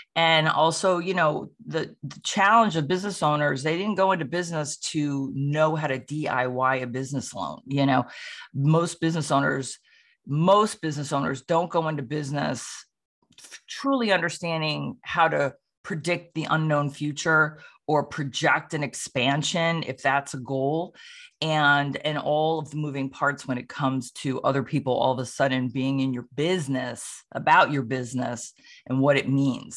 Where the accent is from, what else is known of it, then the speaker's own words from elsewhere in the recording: Sleepy Hollow, New York, United States; now in Roxbury, United States; I'm originally from Sleepy Hollow, New York